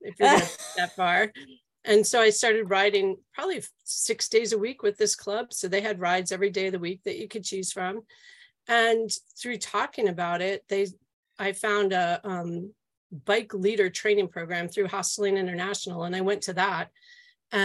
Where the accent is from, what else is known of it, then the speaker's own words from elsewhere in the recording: outside New York City, United States; now in New Jersey, United States; I grew up outside of New York City in New York State and what was called upstate then, but it's not very far upstate